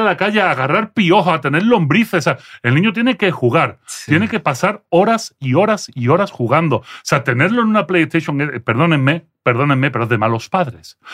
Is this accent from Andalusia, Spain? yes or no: yes; Andalusia, Spain; accent: Andalusian; first language French; Spanish is a second language; moved away as an adult; also born or lived in Belgium / Seville; now in Mexico; yo no nací en España, yo nací en Bélgica, mis padres eran emigrantes andaluces en Bélgica. Cuando llego a Bélgica, eh, llego con seis años